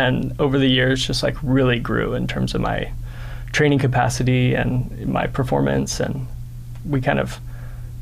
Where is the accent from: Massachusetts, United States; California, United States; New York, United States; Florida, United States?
California, United States; Orange County; moved away; So I grew up in Orange County